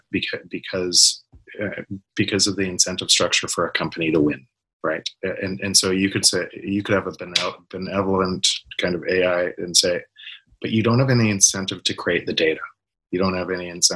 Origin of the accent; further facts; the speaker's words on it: Canada; I'm from Canada